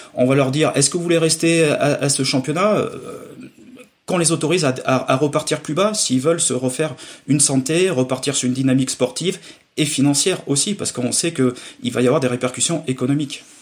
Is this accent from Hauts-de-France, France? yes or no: no; Limousin, Nouvelle-Aquitaine, France; chez nous en Limousin